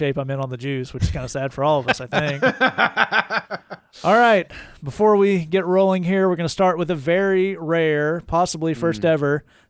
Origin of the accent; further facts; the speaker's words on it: Scotland, United Kingdom; Well, we started talking about the beard, my beard having funk and being Scottish, and I pointed out that you can't do both.